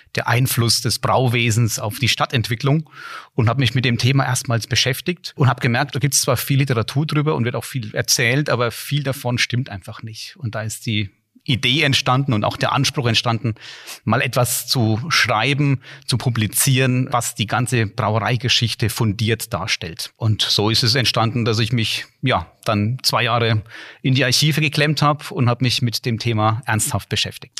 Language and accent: German; Bamberg, Bavaria, Germany; moved away as an adult; now in Rhine-Main area, Germany; bin in Bamberg aufgewachsen und habe in Bamberg auch studiert